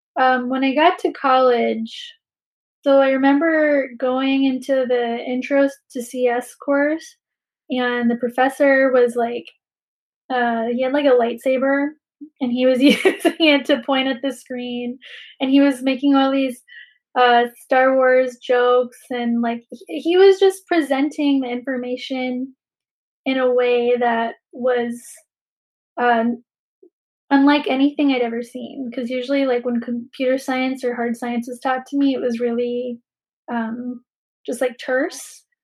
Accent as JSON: {"language": "English", "country": "Philippines", "lives_now": "Bay Area, United States", "said": "as a Filipina, I understand that we come from a long history of colonization and displacement"}